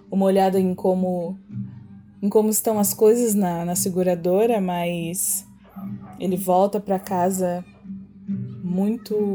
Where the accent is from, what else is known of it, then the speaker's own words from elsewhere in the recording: São Caetano do Sul, São Paulo, Brazil; born there; Eu nasci em São Caetano do Sul há 44 anos atrás